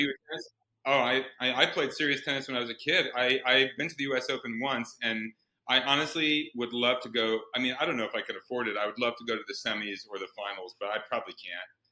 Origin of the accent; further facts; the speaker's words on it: Iowa, United States; I grew up in the in, in, in the Midwest in Iowa